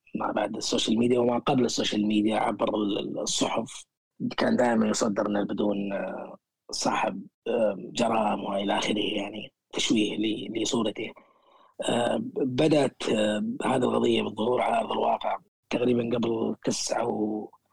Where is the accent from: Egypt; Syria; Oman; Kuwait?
Kuwait; moved away as an adult; also born or lived in Sulaibiya, Kuwait; now in United Kingdom; إني من، من، من الكويت